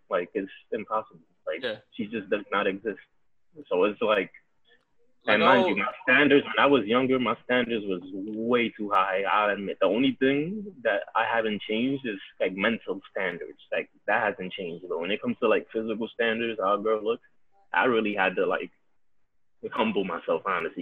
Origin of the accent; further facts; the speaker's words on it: New York City, New York, United States; I grew up in the Heights, Harlem, Bronx